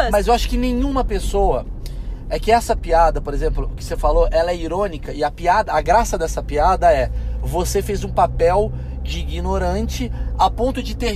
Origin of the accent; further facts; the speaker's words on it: Portugal; Tem gente que não me contrata porque as pessoas são burras, achando que eu sou mais burro porque eu sou português.